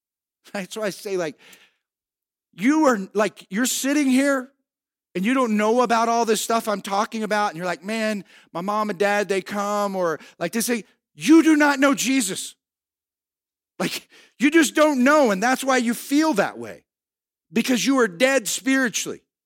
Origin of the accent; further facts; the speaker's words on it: United States; in this country we live, we have the physical freedom of being an American